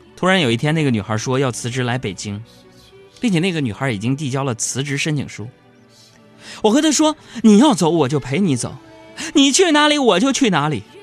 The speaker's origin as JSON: {"language": "Chinese", "region": "Northeast China", "country": "China", "said": "作为东北爷们儿"}